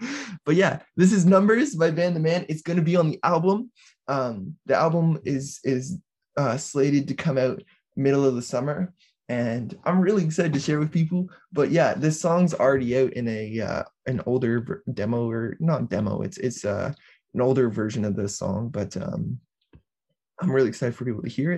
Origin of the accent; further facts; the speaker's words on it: Peterborough, East of England, United Kingdom; Like, I am from Peterborough. I grew up here. I've lived here my entire life.